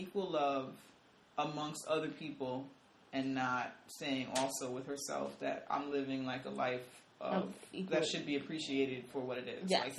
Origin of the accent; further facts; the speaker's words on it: New York City, New York, United States; I'm from the Bronx.